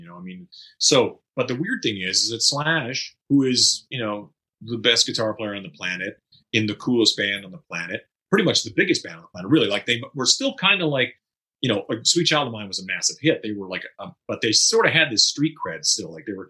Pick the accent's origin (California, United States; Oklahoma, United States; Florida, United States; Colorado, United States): California, United States; Studio City; but yeah, I know even growing up in Studio City, it seemed like Hollywood just seemed like that's across the hill.